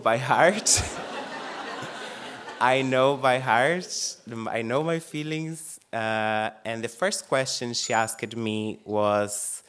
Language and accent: English; Brazil; English is a second language; moved away as an adult; now in Dublin, Ireland; I'm actually from Brazil, living this beautiful island for the past 9 years. I came here to learn English. Before that, I couldn't even say hi.